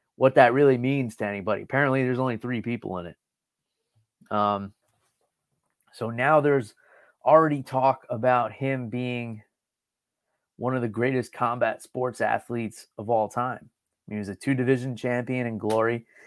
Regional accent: New York, United States; I grew up in New York

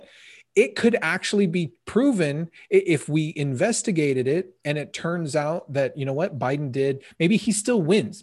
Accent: United States; As an American

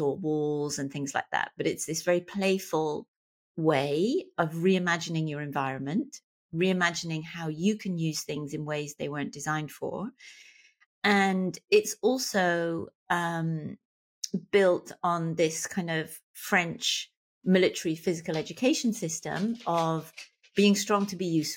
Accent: Plymouth, South West England, United Kingdom; moved away as an adult; also born or lived in London; now in Southern California, United States; I'm from Plymouth.

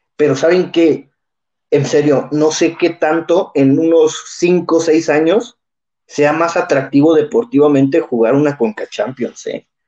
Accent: Mexico; los mexicanos que somos de una raza

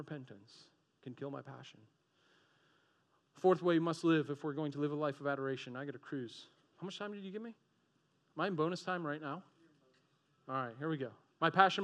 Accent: Boston, Massachusetts, United States; moved away as an adult; also born or lived in Florida; I'm from Boston area

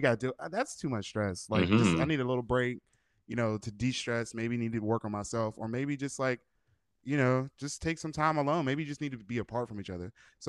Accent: Pittsburgh, Pennsylvania, United States; now in Los Angeles, United States; I'm from Pittsburgh, but now I live in LA.

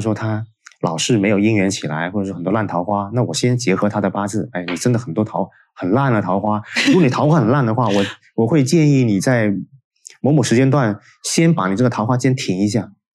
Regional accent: China; 我们中国人

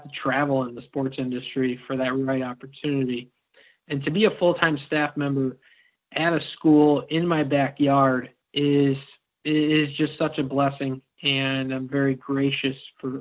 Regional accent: Elburn, Illinois, United States; also born or lived in Peoria, Illinois; I grew up in Elburn, about 20 minutes east down 38

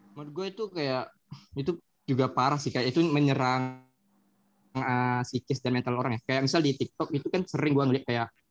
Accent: Riau, Indonesia; Dari kecil. karena gue lahir di sini juga

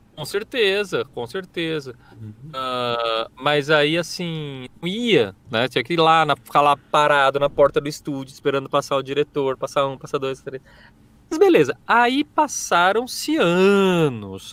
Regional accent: Presidente Prudente, São Paulo, Brazil; moved away; Eu, eu, sou do interior, né? Sou de Presidente Prudente.

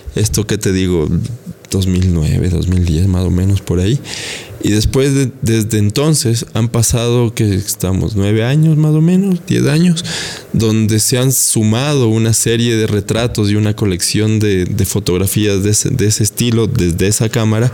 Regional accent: Quito, Pichincha, Ecuador; nosotros, los quiteños

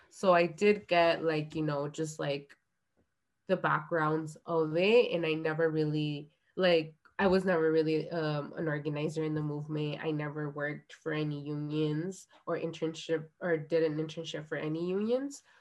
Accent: Guerrero, Mexico; Like I come from Guerrero, which is one of the poorest states in Mexico.

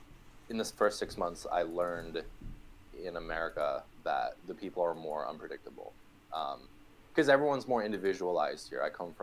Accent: Japan; moved away; I'm from Japan. I just moved here.

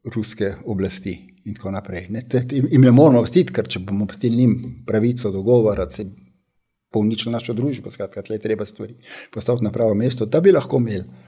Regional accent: Slovenia; smo Slovenci

